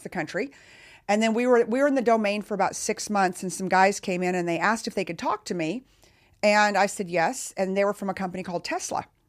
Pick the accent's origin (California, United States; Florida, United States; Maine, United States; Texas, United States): Texas, United States; I'm from Texas